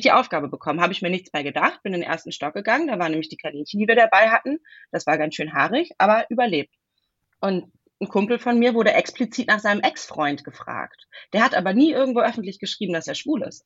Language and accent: German; Hesse, Germany; moved away as an adult; also born or lived in Heidelberg / Bavaria; now in Western Pomerania, Germany; ich bin in Heidelberg geboren, ich bin in Hessen aufgewachsen, ich habe in Bayern studiert